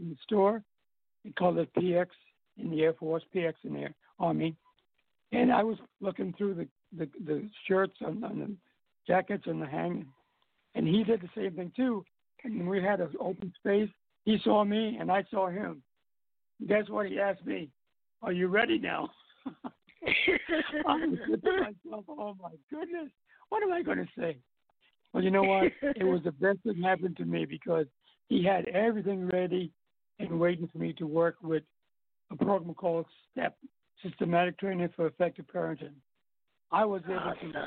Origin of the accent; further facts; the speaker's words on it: U.S. Virgin Islands; also born or lived in New York; I'm from St. Thomas.